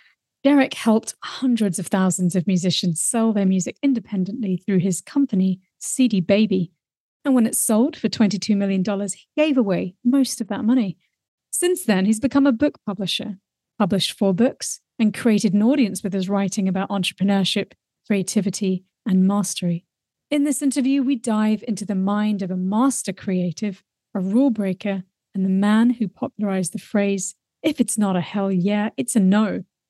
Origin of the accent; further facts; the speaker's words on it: Wellington, New Zealand; My hometown. Right. You wouldn't know it from my accent.